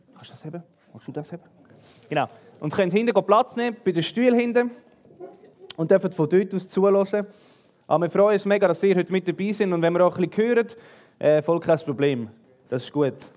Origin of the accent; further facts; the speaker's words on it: Switzerland; bei uns in der Schweiz